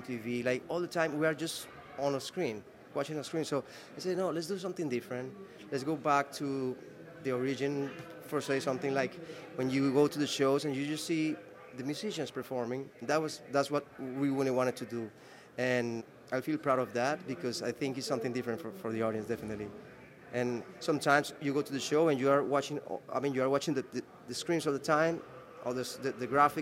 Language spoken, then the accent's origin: English; Medellín, Antioquia, Colombia; I grew up in Medellin with my parents